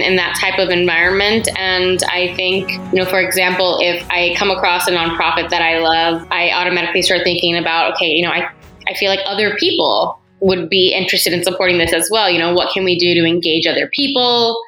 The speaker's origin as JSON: {"language": "English", "town": "San Antonio", "region": "Texas", "country": "United States", "moved": "as an adult", "lives_now": "Pasadena, United States", "said": "I am originally from San Antonio, Texas, and I met my now husband there"}